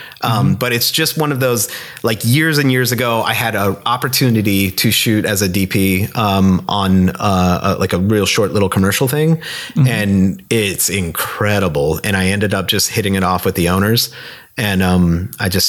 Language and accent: English; Scranton, Pennsylvania, United States; moved away as an adult; also born or lived in Kutztown, Pennsylvania; now in Minneapolis, United States; growing up in Scranton